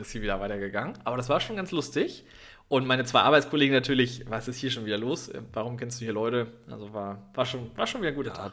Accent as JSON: {"language": "German", "region": "Northern Germany", "country": "Germany", "said": "ich bin ja als Norddeutscher"}